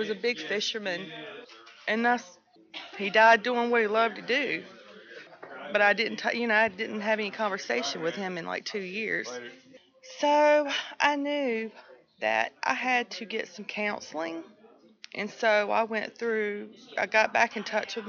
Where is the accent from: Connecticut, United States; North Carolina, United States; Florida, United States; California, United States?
North Carolina, United States; Nash County; A lot of stigma in my county. I'm from Nash County.